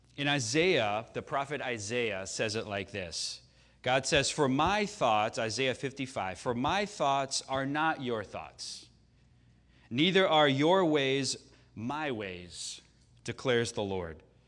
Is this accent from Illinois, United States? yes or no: yes; Chicago, Illinois, United States; moved away; I grew up in Chicago, right? So I grew up, I was there for all six of Jordan's championships